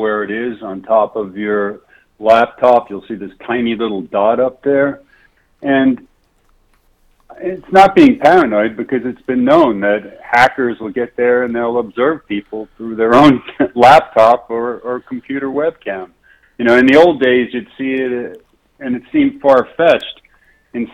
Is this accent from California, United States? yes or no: no; New York City, New York, United States; I grew up in New York City